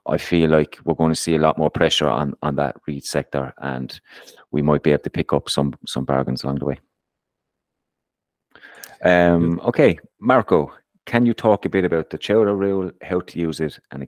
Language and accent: English; Ireland; I'm Irish